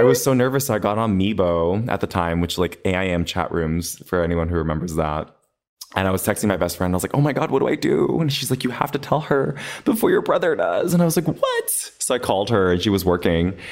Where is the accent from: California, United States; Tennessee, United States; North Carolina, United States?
California, United States; Los Angeles; I was born and raised in Los Angeles. I was actually born in Boyle Heights.